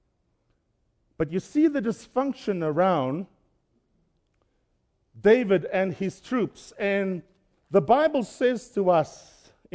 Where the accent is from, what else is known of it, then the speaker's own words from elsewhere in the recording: Cape Town, Western Cape, South Africa; moved away; I was born and raised in Cape Town, South Africa.